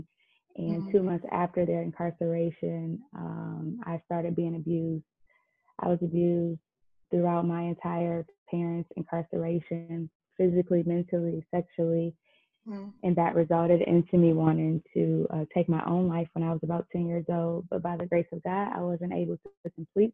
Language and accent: English; Detroit, Michigan, United States; born and raised in Detroit, Michigan